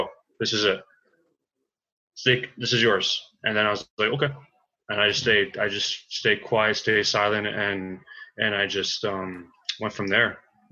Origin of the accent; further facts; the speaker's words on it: King City, Stouffville, Ontario, Canada; also born or lived in Toronto; There's a northern area down where I was really born from was around King City, Stouffville